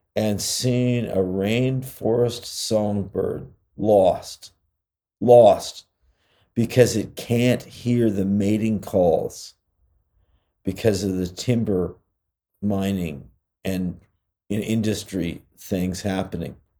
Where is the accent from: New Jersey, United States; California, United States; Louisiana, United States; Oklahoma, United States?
California, United States; I'm from California